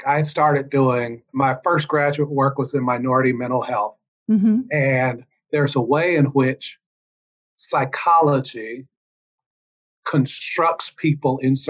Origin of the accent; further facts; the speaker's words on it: Cincinnati, Ohio, United States; I grew up in Cincinnati and would go to South Georgia, where my parents were both from, every summer